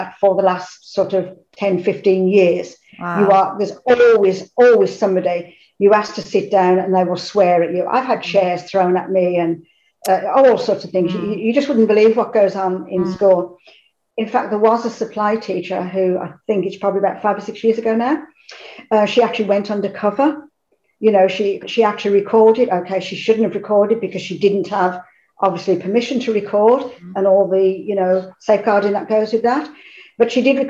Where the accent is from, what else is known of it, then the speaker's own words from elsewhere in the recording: Birmingham, West Midlands, United Kingdom; I am from Birmingham, so if the accent